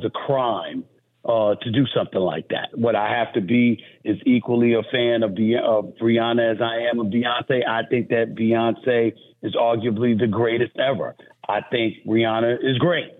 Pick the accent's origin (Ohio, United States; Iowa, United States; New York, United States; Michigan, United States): New York, United States; the New York Daily News, my hometown paper